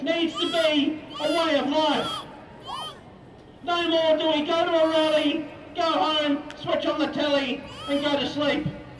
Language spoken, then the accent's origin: English; Brisbane, Queensland, Australia; moved away; also born or lived in New South Wales; I grew up here in Brisbane, born here in 1969